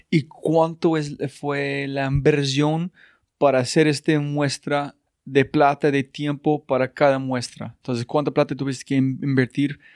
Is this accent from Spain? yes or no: no; United States; Spanish is a second language; now in Colombia; soy gringo